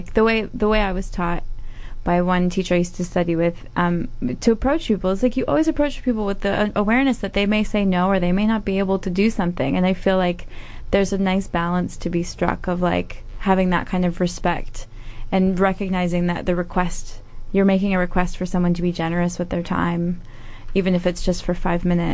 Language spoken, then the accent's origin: English; United States; now in New Zealand; as an American living in New Zealand